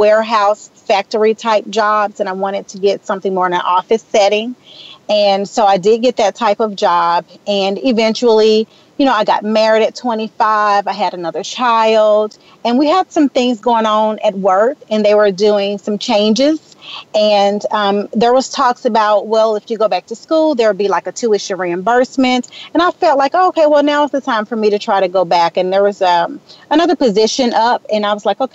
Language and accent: English; Memphis, Tennessee, United States; now in Atlanta, United States; I was born and raised in Memphis, Tennessee